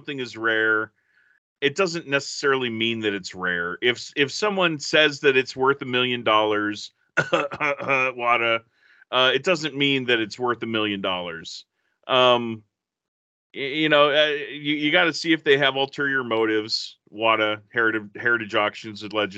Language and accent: English; California, United States; in California, I grew up in California